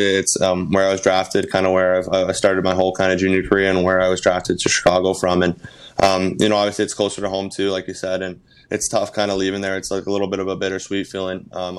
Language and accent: English; Canada; obviously being Canadian, it's something you kind of grow up watching always at Christmas time.